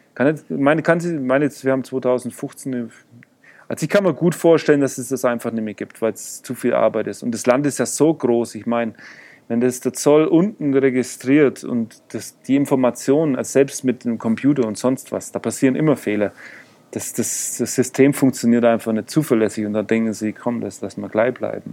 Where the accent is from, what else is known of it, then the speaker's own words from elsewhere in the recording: Germany; ja, yo soy Aleman, Alemau. Äh, und also ich bin Deutscher